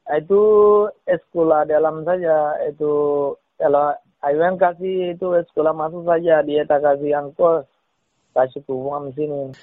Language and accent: Indonesian; Rakhine State, Myanmar; moved away as an adult; also born or lived in Malaysia; now in Medan, Indonesia; Saya orang Myanmar, Suahingga